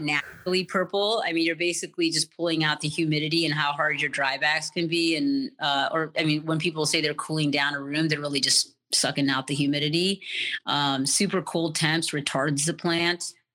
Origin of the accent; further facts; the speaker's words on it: New York City, New York, United States; now in Colorado, United States; I grew up in New York City. Um, I came to Colorado in 1998